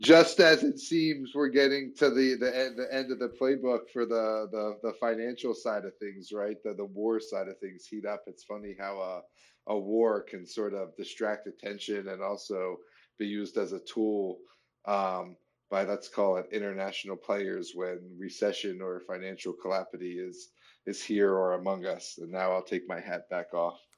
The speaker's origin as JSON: {"language": "English", "country": "United States", "said": "as an American citizen"}